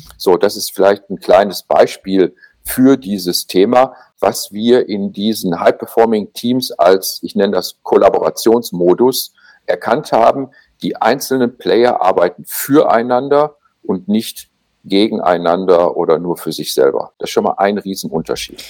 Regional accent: Germany; bei uns in Deutschland

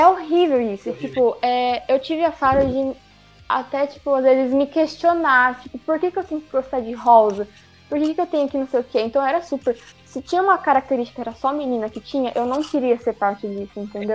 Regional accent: Brazil; eu sou brasileira

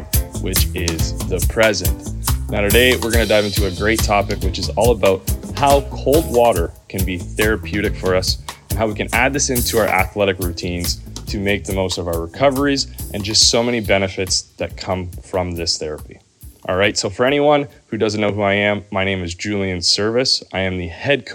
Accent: Canada; I'm coming from Canada and I'm a pretty fortunate athlete growing up

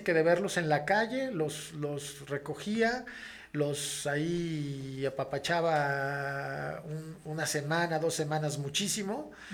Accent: León, Guanajuato, Mexico; also born or lived in Mexico City; yo a los casi seis años me mudo con mi mamá este, y con mis hermanos y con un tío, hermano de mi mamá, a la ciudad de León, Guanajuato

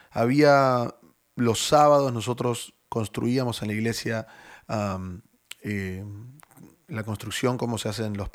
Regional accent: Buenos Aires, Argentina; Pero yo oh. originalmente soy de Buenos Aires.

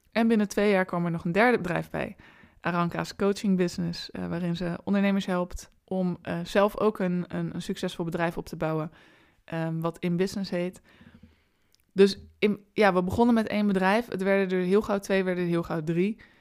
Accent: Rotterdam, South Holland, Netherlands; ik ben ook een Rotterdamse.

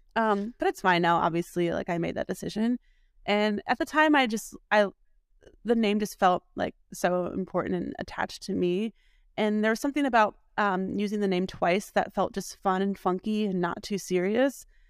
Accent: Milwaukee, Wisconsin, United States; moved away as an adult; also born or lived in Columbus, Ohio; was born and raised in Milwaukee

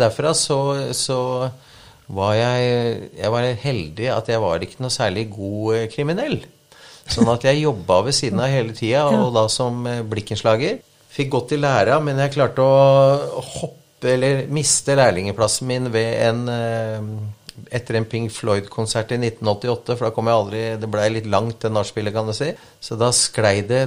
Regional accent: Vikersund, Buskerud, Norway; born or raised there; also born or lived in Tromsø

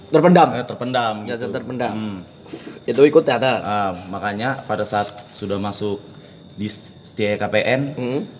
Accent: East Kalimantan, Indonesia; asal saya dari Kalimantan Timur, jurusan manajemen.

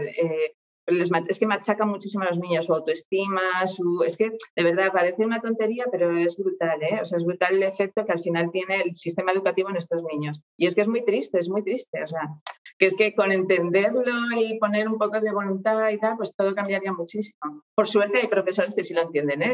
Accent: Oviedo, Asturias, Spain; soy de Oviedo, aquí de España

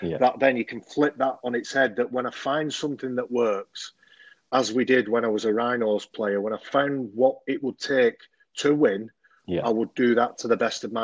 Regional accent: Oldham, North West England, United Kingdom; I was born and bred in Oldham

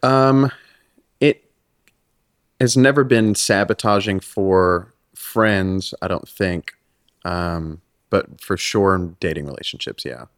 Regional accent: Freeport, New York, United States; moved away; also born or lived in Los Angeles, California / Hawthorne, California; I moved when I was nine to New York

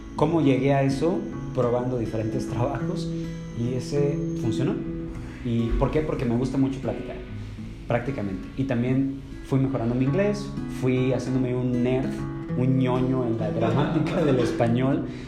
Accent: San Luis Potosí, Mexico; yo originalmente soy de San Luis Potosí

